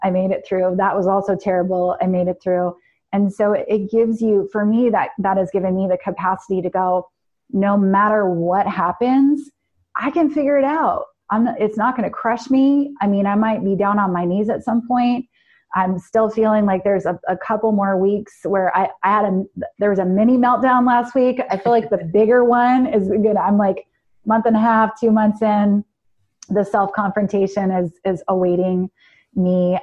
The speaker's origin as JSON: {"language": "English", "region": "New York", "country": "United States", "said": "New York"}